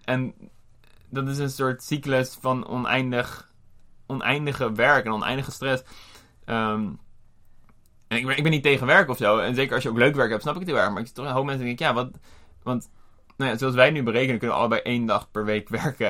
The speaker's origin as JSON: {"language": "Dutch", "country": "Netherlands", "said": "als Nederlanders"}